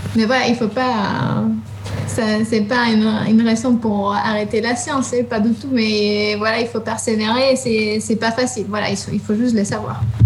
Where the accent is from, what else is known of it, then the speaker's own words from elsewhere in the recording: Spain; French is a second language; moved away as an adult; also born or lived in southern Spain / England; now in France; je suis espagnole